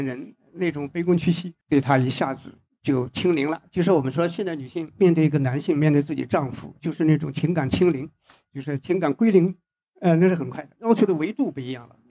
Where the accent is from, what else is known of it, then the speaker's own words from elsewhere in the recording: China; 所以我觉得现在啊，就是我们中国人现在还好，现在普遍的还能走到一起